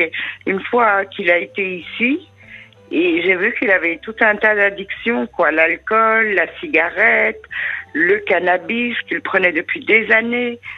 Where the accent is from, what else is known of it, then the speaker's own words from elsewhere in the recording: France; j'ai la binationalité, mais je suis quand même française